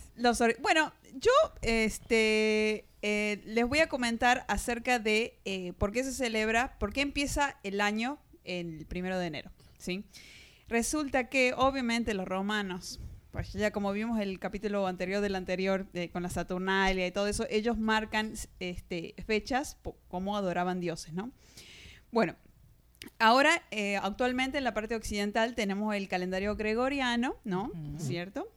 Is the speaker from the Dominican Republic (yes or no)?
no; Argentina; moved away; de Argentina.